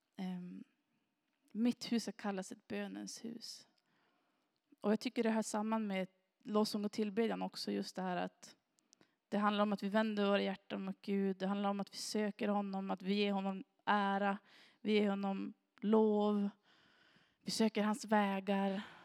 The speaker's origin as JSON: {"language": "Swedish", "town": "Granö", "region": "Västerbotten County", "country": "Sweden", "tie": "born or raised there", "also_born_or_lived": "Sorsele", "said": "jag har ju vuxit upp här i kommunen och jag har vuxit upp i Granö."}